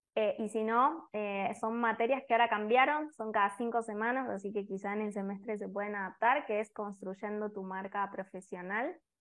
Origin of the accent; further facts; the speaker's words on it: Argentina; now in Costa Rica; soy argentina, pero vivo en Costa Rica